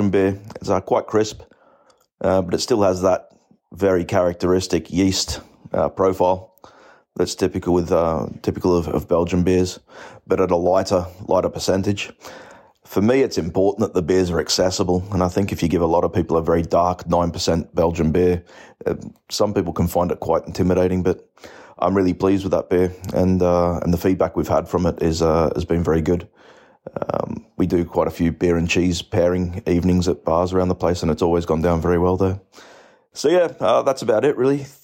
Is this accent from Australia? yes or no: yes; Australia; moved away as an adult; now in Belfast, United Kingdom; You can probably tell from my accent, I'm not from Belfast, but originally from Australia, having settled here for about 13 years